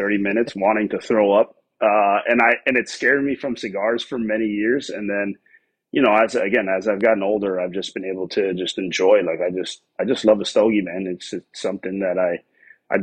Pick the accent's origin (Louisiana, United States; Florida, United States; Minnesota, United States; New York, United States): Florida, United States; Miami; moved away as an adult; also born or lived in Tennessee; I was born and raised in Miami